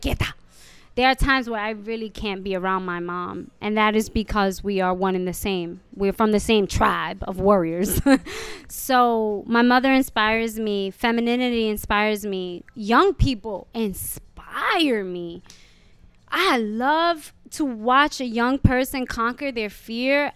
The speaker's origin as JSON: {"language": "English", "town": "New York City", "region": "New York", "country": "United States", "tie": "born or raised there", "also_born_or_lived": "The Bronx, New York", "said": "I was born in the Bronx, and being back in the Bronx is very nostalgic, even though I grew up in Hell's Kitchen"}